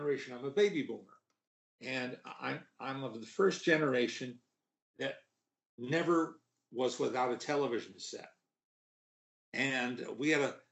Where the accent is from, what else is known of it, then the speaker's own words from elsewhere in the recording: the New York area, United States; I grew up in the New York area